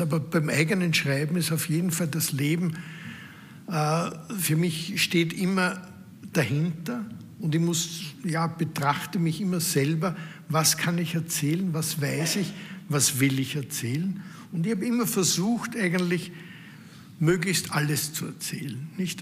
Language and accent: German; Austria; Als Österreicher, als Mitglied dieser Familie